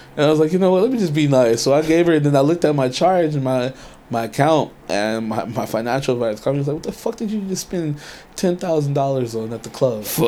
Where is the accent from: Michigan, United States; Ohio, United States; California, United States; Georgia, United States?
California, United States; Inglewood; also born or lived in Pasadena / Harbor City / Riverside County / Murrieta; now in San Diego, United States; I grew up in LA. I grew up in Inglewood, and then right. um, from Inglewood we moved over a little bit, like still in the LA area, you know, Pasadena, um, Harbor City